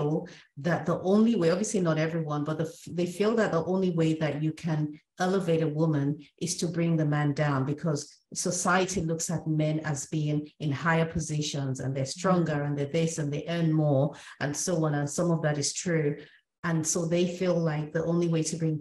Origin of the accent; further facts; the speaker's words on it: Nigeria; we're both from Africa, we're from Nigeria